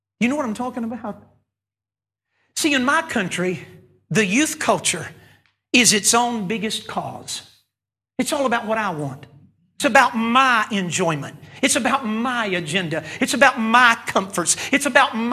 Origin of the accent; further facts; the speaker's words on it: North Carolina, United States; moved away; I'm from North Carolina